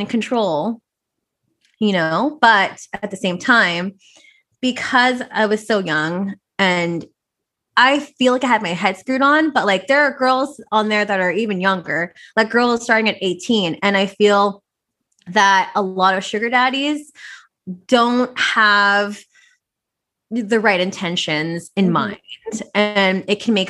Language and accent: English; Vancouver, British Columbia, Canada; I'm born and raised in Vancouver, so I'm Filipino Chinese